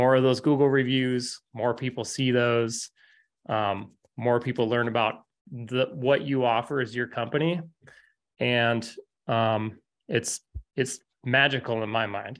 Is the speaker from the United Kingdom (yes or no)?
no; Fairbanks, Alaska, United States; I grew up in Fairbanks, Alaska